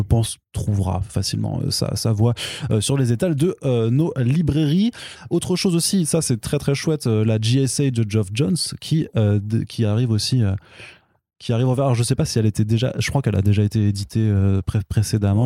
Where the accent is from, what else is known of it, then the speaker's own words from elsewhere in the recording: France; par chez nous en France